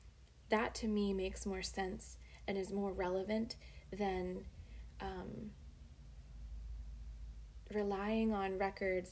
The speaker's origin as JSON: {"language": "English", "area": "Berks County", "region": "Pennsylvania", "country": "United States", "tie": "born or raised there", "also_born_or_lived": "Woodbridge, Virginia", "said": "I grew up in Berks County"}